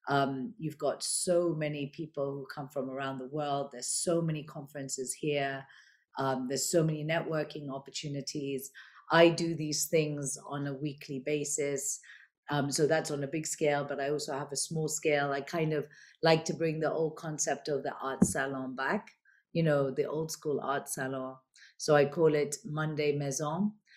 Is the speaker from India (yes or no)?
no; United Kingdom; I, you know, being British, you know, I'm very fully supportive of the UK and London